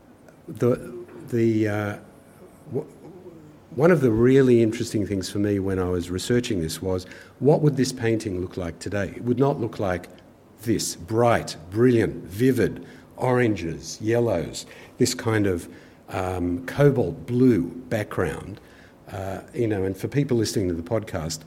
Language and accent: English; Kings Cross, New South Wales, Australia; I grew up in King's Cross. My parents were kind of refugee immigrants from war-torn Europe, and we lived in a little flat in King's Cross